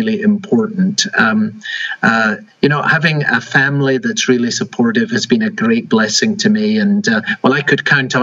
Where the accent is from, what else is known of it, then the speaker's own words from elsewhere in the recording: Edinburgh, Scotland, United Kingdom; moved away as an adult; also born or lived in London / Enfield; now in Arlington Heights, United States; I was born and raised in Edinburgh, Scotland